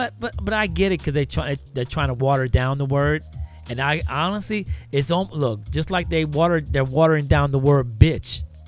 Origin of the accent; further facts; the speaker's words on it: California, United States; now in Las Vegas, United States; I grew up in Cali